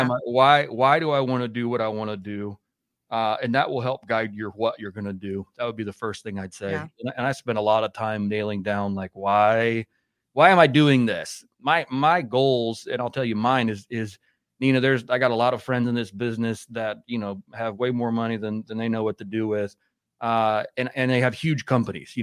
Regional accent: Indiana, United States; we grew up in Indiana

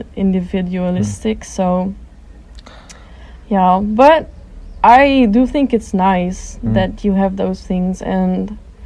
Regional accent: Netherlands; moved away as an adult; now in Seoul, South Korea

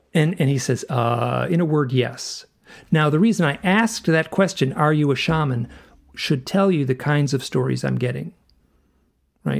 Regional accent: Michigan, United States; I grew up in Michigan

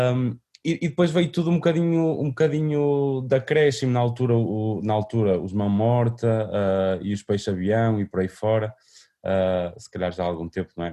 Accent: Vila Nova de Famalicão, Braga, Portugal; foi onde eu nasci, onde cresci, que era o, um parque de uma freguesia chamada Santiago da Cruz, uh, em Vila Nova de Famalicão

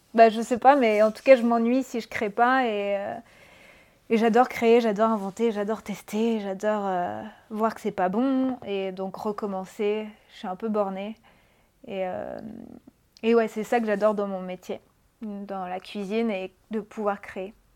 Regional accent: Brittany, France; moved away as an adult; also born or lived in Paris; je viens de Bretagne

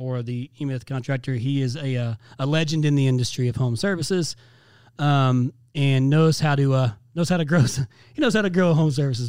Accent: Indiana, United States; moved away; my home state of Indiana

